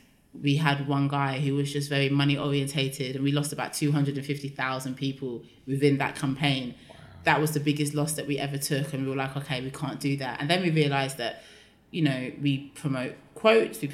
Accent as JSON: {"language": "English", "region": "London", "country": "United Kingdom", "said": "I'm from London"}